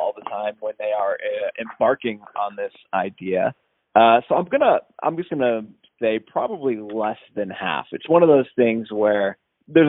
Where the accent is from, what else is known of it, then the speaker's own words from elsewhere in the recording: Southeast Michigan, United States; now in Northern Virginia, United States; I'm originally from Southeast Michigan, but I'm living in Northern Virginia now.